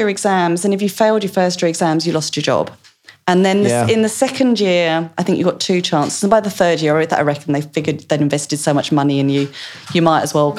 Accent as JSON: {"language": "English", "region": "East of England", "country": "United Kingdom", "tie": "born or raised there", "accent": "Essex, Australianised", "moved": "as an adult", "lives_now": "Australia", "said": "So this is why my accent got Australianised quite so quickly, because the Essex lilt and the Australian, it kind of just melds."}